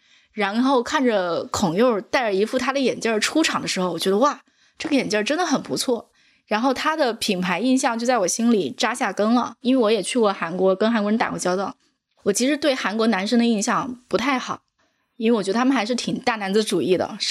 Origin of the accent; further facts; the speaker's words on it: China; 我们中国人都会这么想，